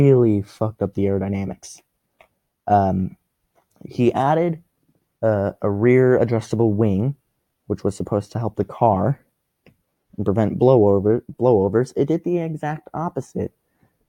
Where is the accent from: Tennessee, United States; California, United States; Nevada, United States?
Nevada, United States; Las Vegas; my hometown anymore, which is Las Vegas.